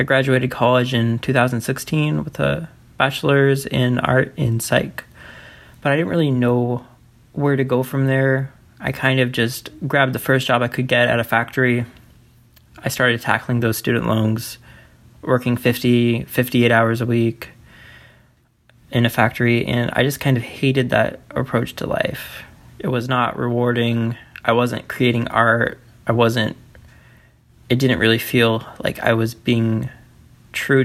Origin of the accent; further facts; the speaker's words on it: Iowa, United States; I'm from Iowa, currently Cedar Rapids, Iowa